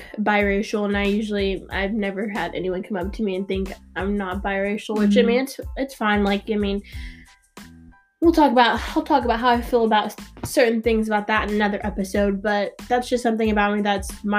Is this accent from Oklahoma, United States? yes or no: yes; Norman, Oklahoma, United States; also born or lived in Tulsa, Oklahoma; I was born in Tulsa but moved here I think I was 8 years old. I moved to Norman just because my dad got a new job